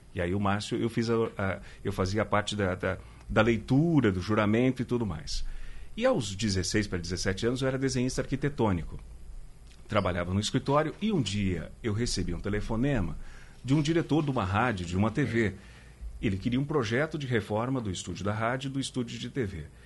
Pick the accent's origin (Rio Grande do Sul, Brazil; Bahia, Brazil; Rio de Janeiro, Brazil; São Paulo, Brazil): São Paulo, Brazil; also born or lived in Minas Gerais; now in Pernambuco, Brazil; eu sou de São Paulo, estava é, em Minas e estou aqui em Pernambuco.